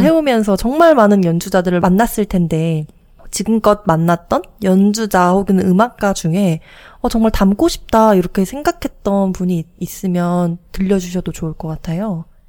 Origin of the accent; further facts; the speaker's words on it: Jeju, South Korea; 저희가 나고 자란 제주